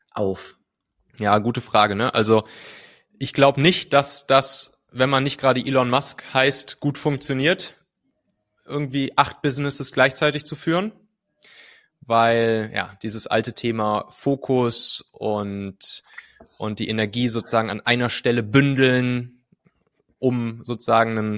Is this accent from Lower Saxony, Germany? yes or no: no; North Rhine-Westphalia, Germany; Also ich komme ja aus dem Rheinland, so aus der Kölner Gegend, äh, habe dann da ja ziemlich behütet auf dem, auf dem Land bin ich aufgewachsen, so zwischen Köln und Bonn.